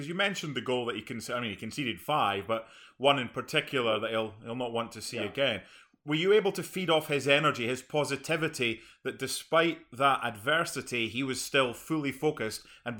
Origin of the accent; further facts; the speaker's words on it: Scotland, United Kingdom; I'm Scottish.